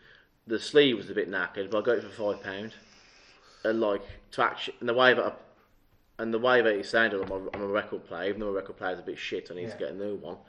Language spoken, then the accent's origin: English; Birmingham, West Midlands, United Kingdom; Birmingham is my hometown, but I'm talking about my certain sub-town, or Erdington.